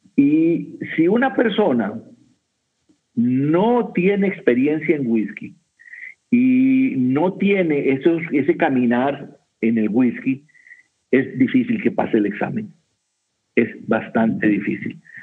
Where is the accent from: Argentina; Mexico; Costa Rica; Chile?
Costa Rica; soy de Costa Rica